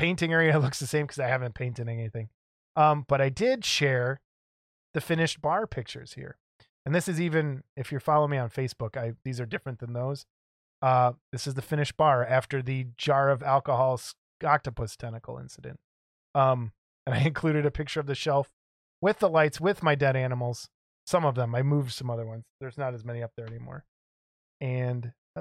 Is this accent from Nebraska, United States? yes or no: no; Chicago, Illinois, United States; accent: Chicago